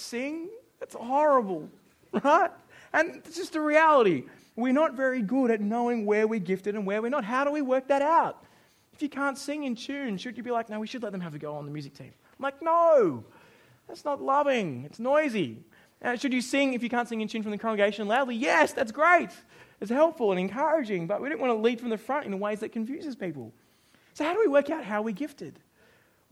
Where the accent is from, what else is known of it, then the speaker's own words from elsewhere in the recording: Australia; now in New Zealand; I'm Australian